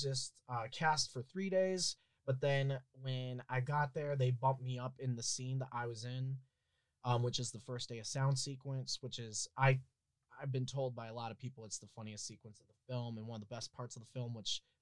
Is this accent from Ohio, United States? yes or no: yes; Twinsburg, Ohio, United States; I'm from Ohio, and I'm from a town called Twinsburg.